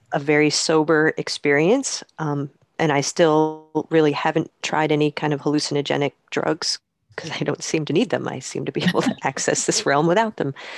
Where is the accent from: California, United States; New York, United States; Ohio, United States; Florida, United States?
New York, United States; Poughkeepsie; I grew up in the Hudson Valley in upstate New York